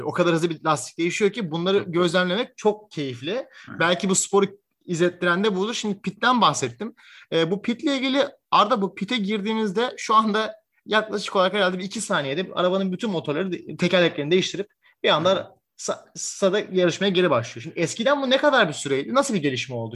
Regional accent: Turkey; ben Türk olarak

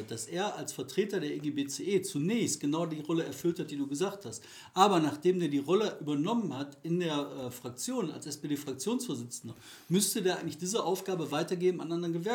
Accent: Recklinghausen, North Rhine-Westphalia, Germany; ich komme aus Recklinghausen

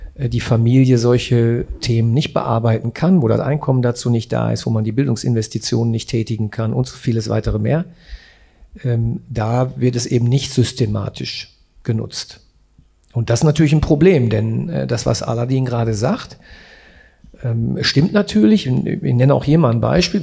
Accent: Essen, North Rhine-Westphalia, Germany; Ich bin Essener und arbeite in Gelsenkirchen

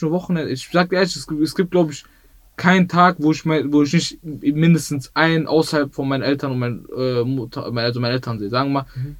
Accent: Bottrop, North Rhine-Westphalia, Germany; Ich bin in Bottrop-Wellheim aufgewachsen.

